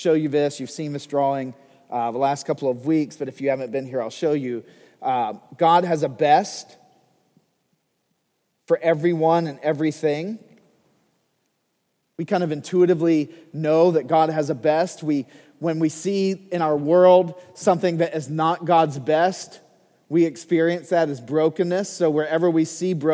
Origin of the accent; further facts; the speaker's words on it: United States; as an American